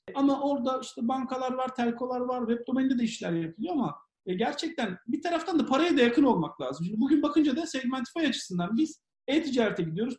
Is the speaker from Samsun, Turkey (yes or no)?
yes; Samsun, Turkey; also born or lived in Ankara, Turkey / Istanbul, Turkey; now in London, United Kingdom; Samsunluyum, ODTÜ mezunuyum